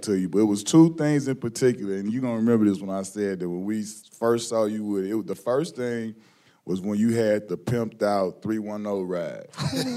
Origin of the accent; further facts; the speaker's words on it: Chicago, Illinois, United States; I'm from Chicago